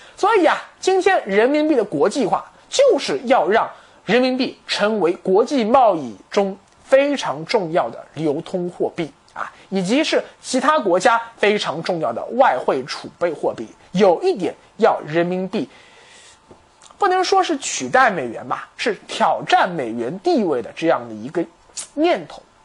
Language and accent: Chinese; China; 我们中国人